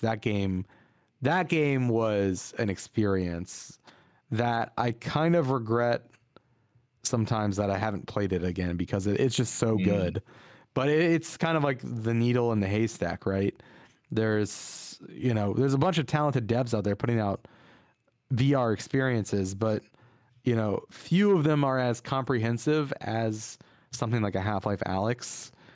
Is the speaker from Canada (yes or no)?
no; Virginia, United States; we grew up in Virginia